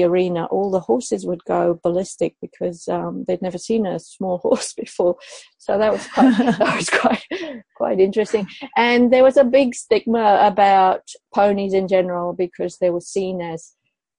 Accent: Madrid, Community of Madrid, Spain; I was born in Madrid in Spain

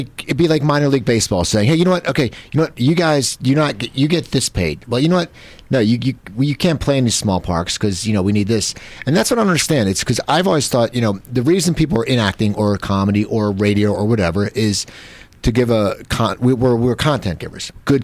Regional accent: Cherry Hill, New Jersey, United States; I grew up in Cherry Hill.

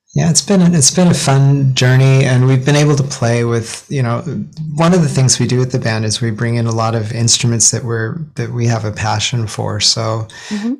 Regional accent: Ogden, Utah, United States; also born or lived in Seattle; now in Japan; So I grew up in Ogden, Utah, tiny town north of Salt Lake City, and before Japan, Seattle

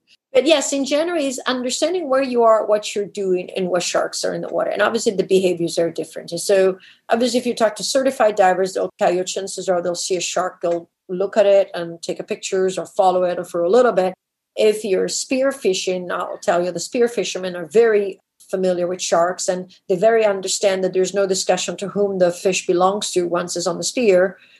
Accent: DR Congo; I could never do when I grew up in the Congo. We had strict rules as kids.

